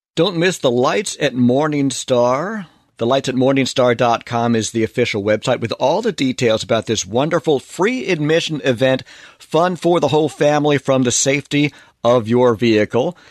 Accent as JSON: {"language": "English", "area": "Long Island", "region": "New York", "country": "United States", "tie": "born or raised there", "moved": "yes", "said": "growing up on Long Island in New York"}